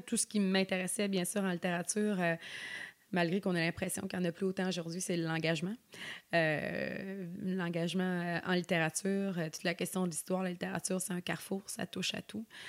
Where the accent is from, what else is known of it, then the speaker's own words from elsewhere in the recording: Sorel-Tracy, Quebec, Canada; moved away as an adult; now in Côte-Nord, Canada; je suis née à Sorel.